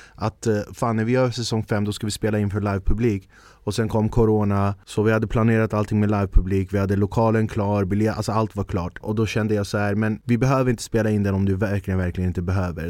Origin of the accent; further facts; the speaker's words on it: Stockholm, Stockholm County, Sweden; jag är född och uppvuxen i Stockholm